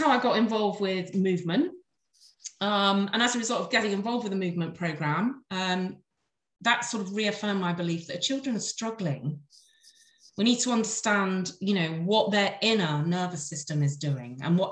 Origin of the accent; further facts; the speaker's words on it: Devon, South West England, United Kingdom; I was born and brought up in Devon